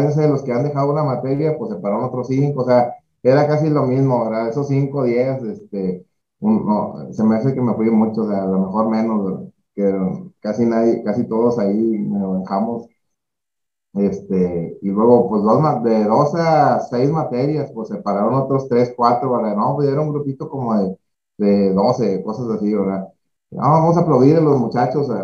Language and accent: Spanish; Monclova, Coahuila, Mexico; moved away as an adult; now in Monterrey, Mexico; soy de Monclova, de Monclovita la Bella. Eh, pues estuvimos, bueno, hasta ahí estudié la prepa